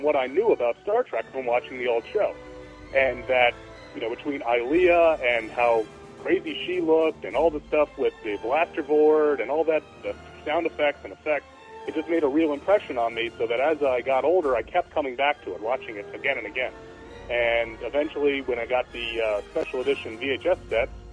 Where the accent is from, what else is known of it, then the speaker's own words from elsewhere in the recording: New York, United States; I grew up in New York